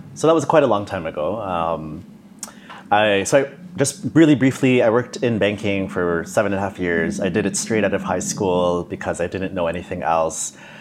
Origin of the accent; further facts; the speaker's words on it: Toronto, Ontario, Canada; moved away as an adult; also born or lived in Singapore / Dublin / Bangkok / Hong Kong; I'm from Toronto